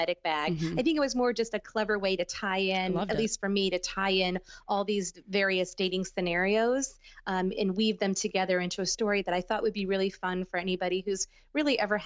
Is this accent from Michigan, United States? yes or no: no; Los Angeles, California, United States; I grew up in the Los Angeles area.